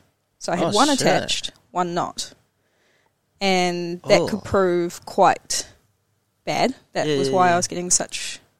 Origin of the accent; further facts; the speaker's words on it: Hamilton, Waikato, New Zealand; I grew up in Hamilton, always lived in Hamilton